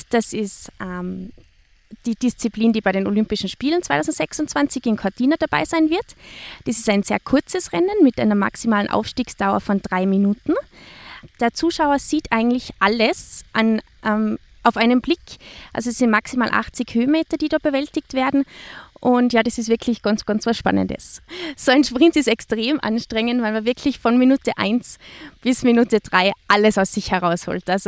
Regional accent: Austria; die Berge, der Nationalpark Hohe Dauern, das ist eigentlich mein zweites Wohnzimmer. Das ist meine, ja, meine Heimat, da bin ich groß geworden, da möchte ich ja mein ganzes Leben verbringen.

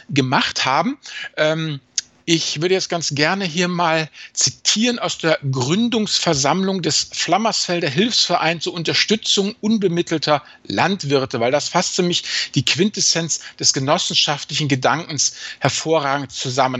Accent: area near Neuwied, Rhineland-Palatinate, Germany; wo ich auch aufgewachsen bin, ein bisschen weiter südlicher bei Neuwied

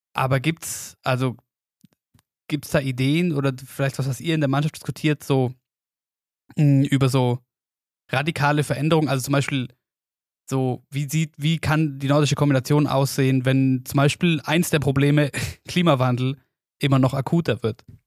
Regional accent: Oberstdorf, Bavaria, Germany; bei uns daheim in Oberstdorf

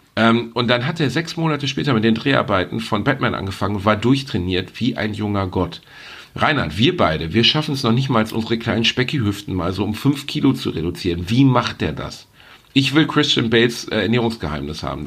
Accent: Gelsenkirchen, North Rhine-Westphalia, Germany; Ich bin in Gelsenkirchen aufgewachsen

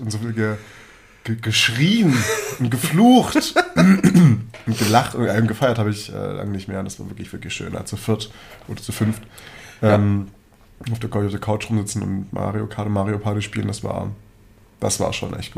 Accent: Germany; bei uns in Deutschland

